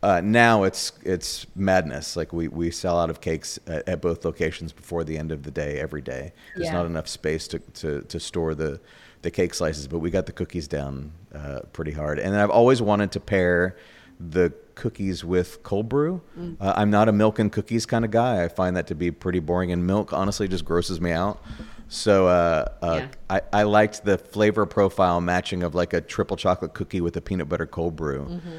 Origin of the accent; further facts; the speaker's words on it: New York, United States; now in Orlando, United States; I'm from New York originally